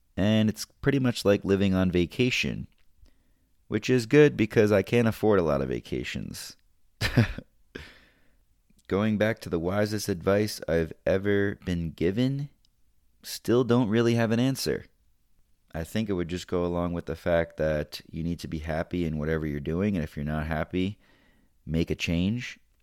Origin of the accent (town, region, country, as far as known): United States